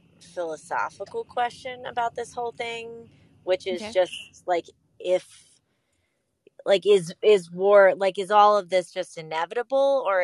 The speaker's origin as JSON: {"language": "English", "town": "Atlantic City", "region": "New Jersey", "country": "United States", "tie": "born or raised there", "moved": "yes", "lives_now": "North Carolina, United States", "said": "I grew up in Atlantic City"}